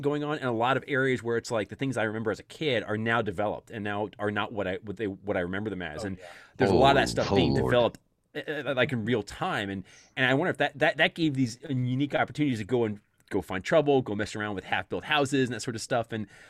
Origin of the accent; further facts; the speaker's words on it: Easton, Pennsylvania, United States; Where I grew up in the Lehigh Valley, Pennsylvania, in the town of Easton, which is like right on the New Jersey, Pennsylvania border